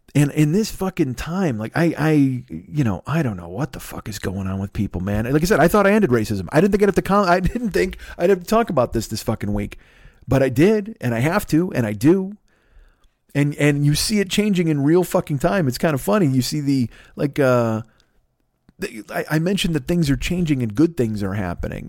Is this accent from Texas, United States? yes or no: no; Bolingbrook, Illinois, United States; I grew up in Bolingbrook